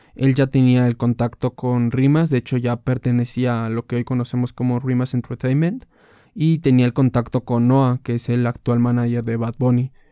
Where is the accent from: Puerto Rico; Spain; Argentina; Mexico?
Mexico; soy de México